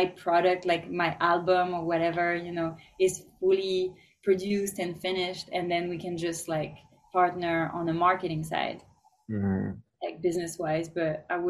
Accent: France; now in Los Angeles, United States; I'm from France, for example, and they didn't really like me embracing my roots

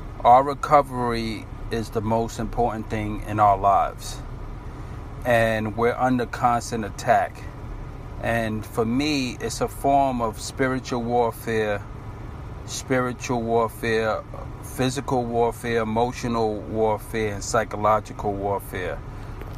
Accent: New York City, New York, United States; I'm from Brooklyn

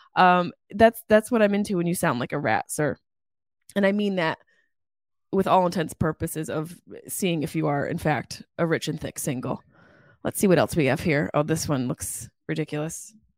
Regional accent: Syracuse, New York, United States; my hometown in Syracuse, New York, Jamesville, New York

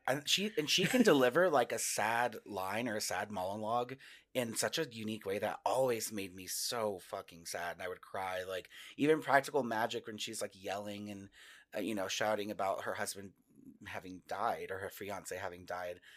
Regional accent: Northwest Texas, United States; moved away as an adult; also born or lived in New York; now in Denver, United States; I grew up, I grew up in Northwest Texas where we did get snow

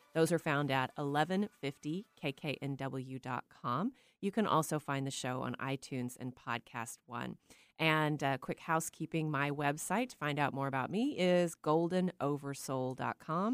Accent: Texas, United States; moved away as an adult; also born or lived in Petaluma; now in Pacific Northwest, United States; I grew up in Texas.

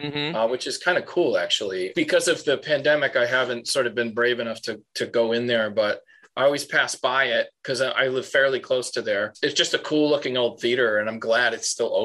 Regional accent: Central Connecticut, United States; now in Jackson Heights, Queens, New York, United States; I grew up in Central Connecticut, which was just pretty middle-class suburbs.

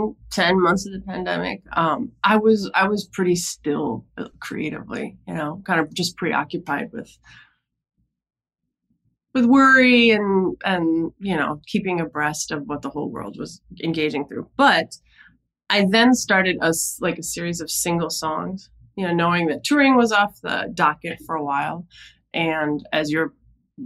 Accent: Minnesota, United States; moved away as an adult; also born or lived in New York City; now in New York, United States; I grew up in Minnesota

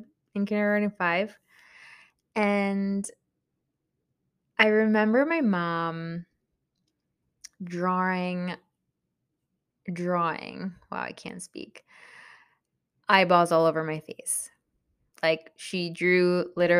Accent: Long Island, New York, United States; English is a second language; also born or lived in El Salvador (parents' origin); I was born in New York, and I specifically grew up in Long Island

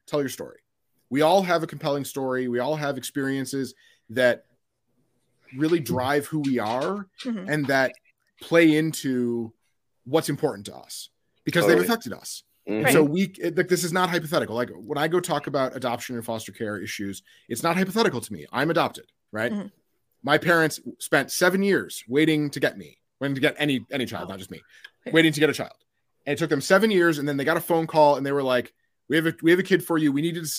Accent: Midwest, United States; And then we mix it with mayo because I'm from the Midwest.

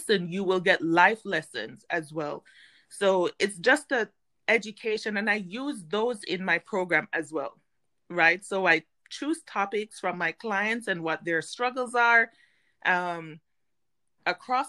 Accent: Jamaica; moved away as an adult; now in United States; prior to moving to the United States, I am Jamaican

